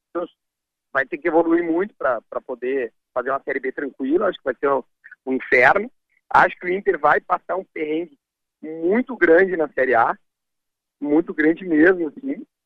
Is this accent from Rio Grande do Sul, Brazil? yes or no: yes; Rio Grande do Sul, Brazil; Porque minha mãe é gaúcha, meus pais se conheceram num navio, se separaram, eu sou gaúcho desde sempre. Mas meu pai é, é de São Paulo